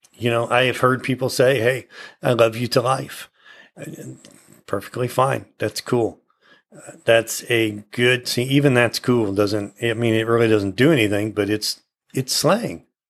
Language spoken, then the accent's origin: English; United States; being an American and having lived here my whole life